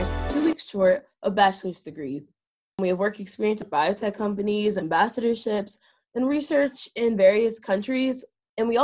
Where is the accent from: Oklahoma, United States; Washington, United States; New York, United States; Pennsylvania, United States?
Pennsylvania, United States; Pittsburgh; I was born and raised 30 minutes outside of Pittsburgh